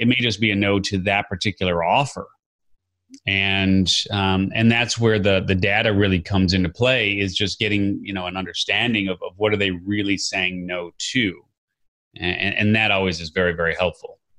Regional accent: Chicago, Illinois, United States; I grew up in Chicago

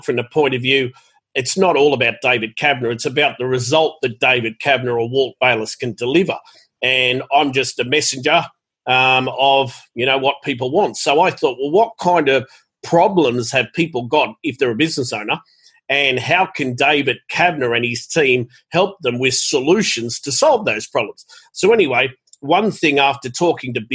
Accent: Sydney, New South Wales, Australia; moved away as an adult; also born or lived in Gold Coast, Australia; now in Thailand; I was born in Bankstown in Sydney, Australia, and I had three brothers and a sister, and mum and dad didn't have a lot of money

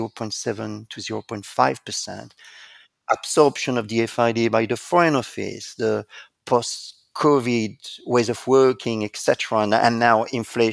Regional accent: France; accent: French; English is a second language; moved away as an adult; now in United Kingdom; I was indeed born in France, and there is no doubt, as you can hear with my accent

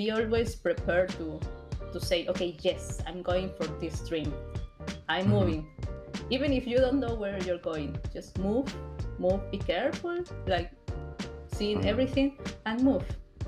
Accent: Peru; now in Argentina; I'm from Peru, but I lived here in Argentina for like more than 15 years, maybe more

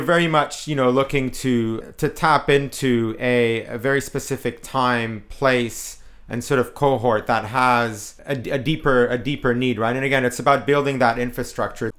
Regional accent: Canada; I'm Canadian

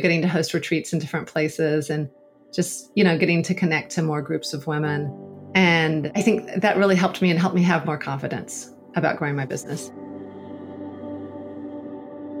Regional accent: United States; moved away as an adult; also born or lived in Togo; growing up in the States

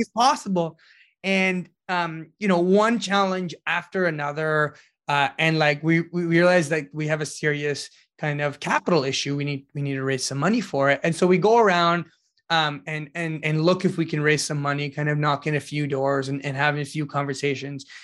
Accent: Ottawa, Ontario, Canada; the community that I grew up in Ottawa

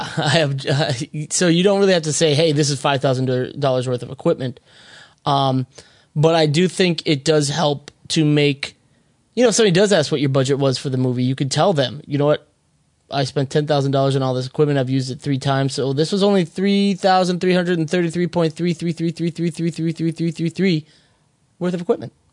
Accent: Minnesota, United States; moved away; I'm originally from Li-, Little Canada, also known as Minnesota

